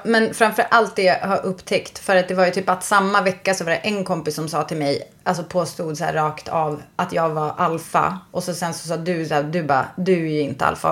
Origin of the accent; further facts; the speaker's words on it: Västerbotten County, Sweden; jag kommer från Västerbotten